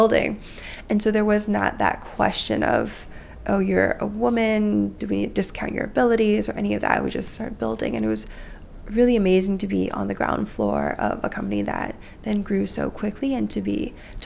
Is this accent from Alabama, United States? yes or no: no; the Bay Area, California, United States; also born or lived in Mountain View; I grew up in the Bay Area.